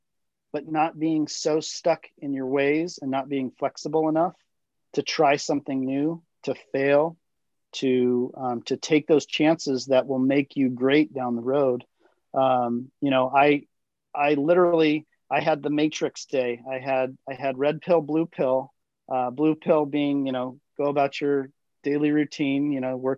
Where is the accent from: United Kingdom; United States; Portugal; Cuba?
United States; Southern California; Growing up in Southern California